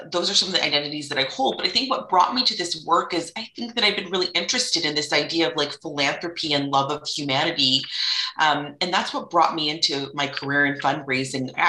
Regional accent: United Arab Emirates; also born or lived in Canada; racialized third culture kid, and I spent my formative years in the United Arab Emirates, but I was born in Canada, in southern Ontario, to two settlers.

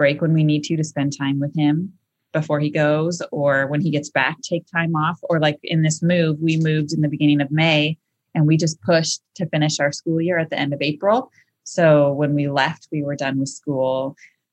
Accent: Washington, United States; moved away as an adult; we grew up in Washington

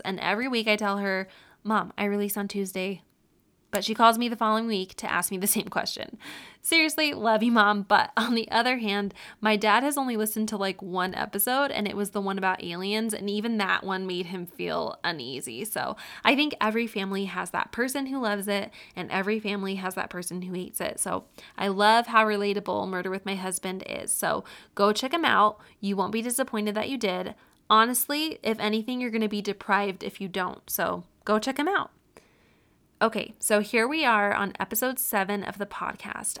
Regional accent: Syracuse, New York, United States; I grew up in Syracuse essentially my whole life

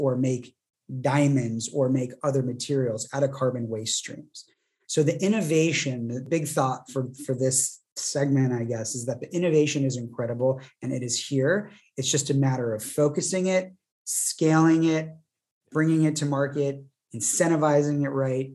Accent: Santa Barbara, California, United States; my hometown here in Santa Barbara

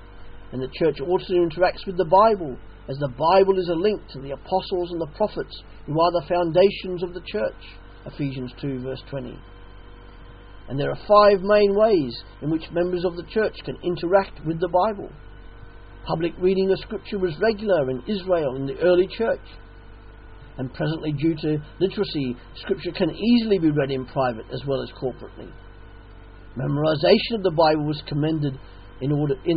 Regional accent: Australia; now in England, United Kingdom; an Australian living in England, the mother country

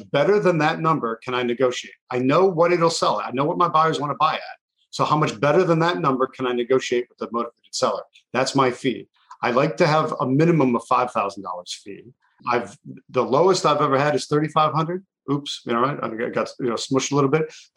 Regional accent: Buffalo, New York, United States; I grew up right on the border. I'm from Buffalo, New York

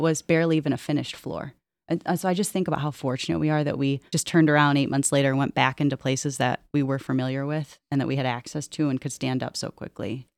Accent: Perrysburg, Ohio, United States; also born or lived in Minnesota; I am from Perrysburg. I grew up in the Toledo area

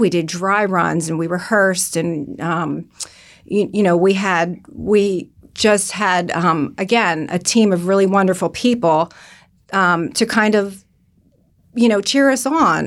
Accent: Bucks County, Pennsylvania, United States; moved away as an adult; now in New Jersey, United States; I'm originally from Bucks County

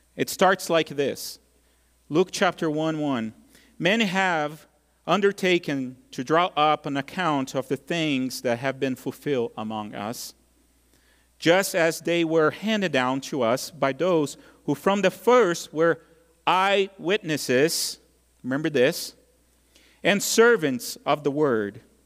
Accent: Brazil; now in United States; when I was a kid growing up in Brazil

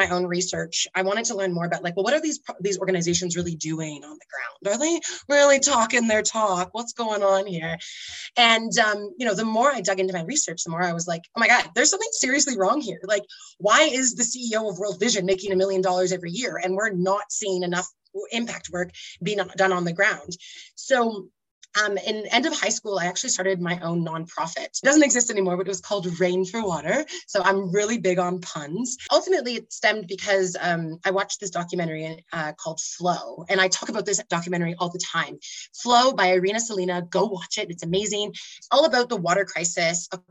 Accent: Toronto, Ontario, Canada; moved away as an adult; now in Manali, India; I'm actually originally from Toronto. I'm a Torontonian, born and raised, totally connected to the Canadian culture

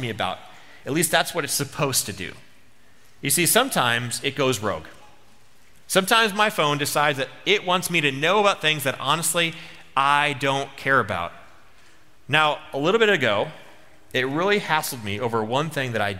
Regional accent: United States; I'm American

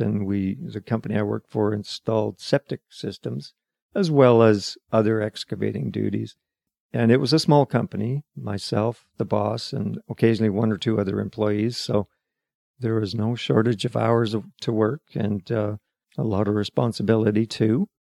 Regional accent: Calgary, Alberta, Canada; moved away as an adult; also born or lived in Fraser Valley, British Columbia; now in Pender Island, Canada; Born and, born and raised in Calgary, but moved away in nineteen seventy-four.

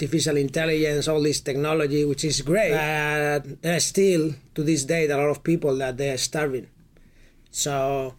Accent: Madrid, Community of Madrid, Spain; my hometown in Madrid

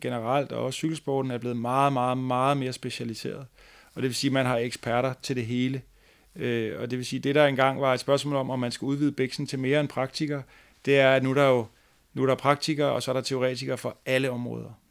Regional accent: Fredensborg, Capital Region of Denmark, Denmark; den lokale fodboldklub i Fredensborg, hvor jeg kommer fra

